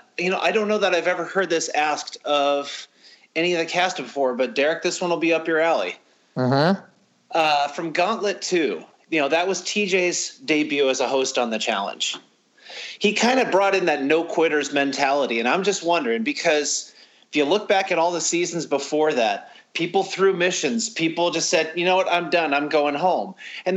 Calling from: Illinois, United States; …, calling from Illinois.

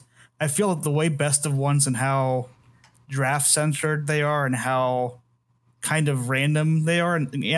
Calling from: Idaho, United States; Good old Idaho.

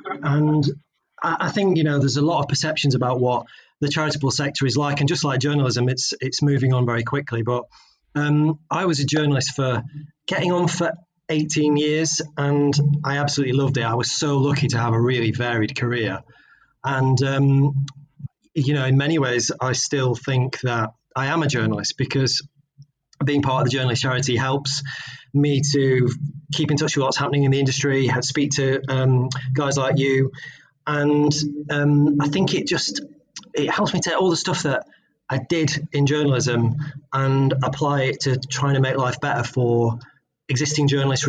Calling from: Nottingham, East Midlands, United Kingdom; I'm based in the Midlands, and I haven't left the Midlands for about 6 months now. So I'm in the fine city of Nottingham.

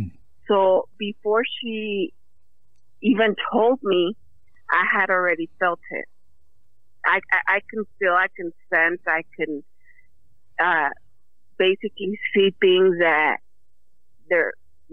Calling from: Livingston, California, United States; Livingston, California.

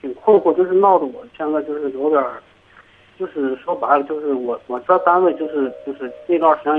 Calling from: Inner Mongolia, China; 啊、我是内蒙

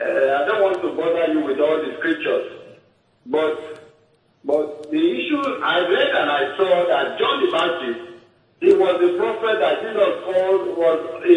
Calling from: Warri, Delta, Nigeria; I'm calling from Warri.

